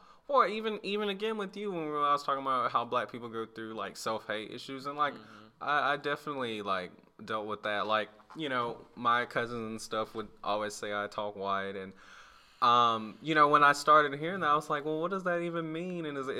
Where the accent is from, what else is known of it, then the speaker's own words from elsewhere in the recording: Bradenton, Florida, United States; I grew up in Florida, Bradenton, Florida, and I would say I kind of lived adjacent to the hood, maybe.